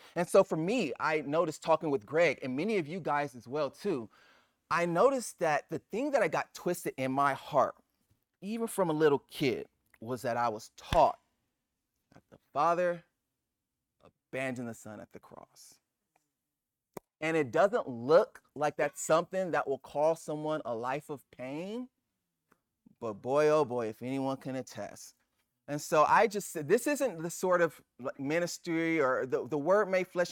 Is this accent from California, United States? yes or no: yes; Los Angeles, California, United States; I'm Nigerian. Well, my parents are Nigerian. I'm born in Los Angeles